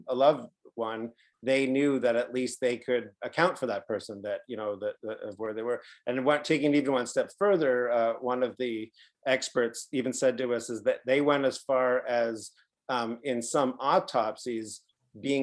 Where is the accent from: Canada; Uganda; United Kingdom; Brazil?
Canada; we're from Canada